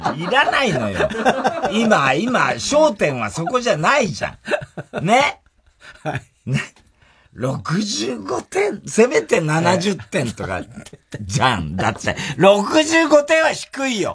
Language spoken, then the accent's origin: Japanese; Saitama, Japan; 埼玉出身です